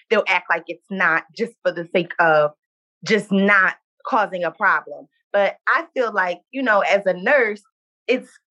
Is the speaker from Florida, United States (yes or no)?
no; Baltimore, Maryland, United States; I'm 24 years old. I'm from Baltimore, Maryland.